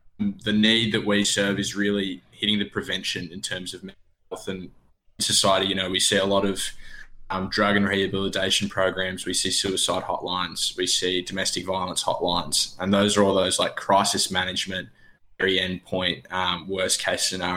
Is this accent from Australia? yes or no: yes; Bridgewater, Victoria, Australia; moved away as an adult; also born or lived in Bendigo, Australia; now in Melbourne, Australia; I grew up in Bridgewater, which is about 40 k's north of Bendigo. Went to school in Bendigo